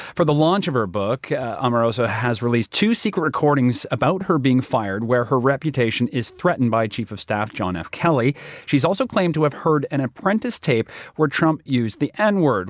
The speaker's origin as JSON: {"language": "English", "town": "Toronto", "region": "Ontario", "country": "Canada", "tie": "born or raised there", "also_born_or_lived": "Calgary", "moved": "yes", "said": "my hometown, uh, comes in at number eight. Toronto, where we have a bureau"}